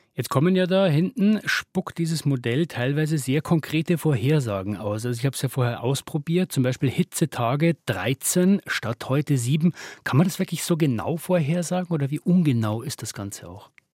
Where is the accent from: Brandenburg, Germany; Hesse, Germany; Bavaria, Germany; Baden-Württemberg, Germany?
Bavaria, Germany; Regensburg; meiner Heimat Regensburg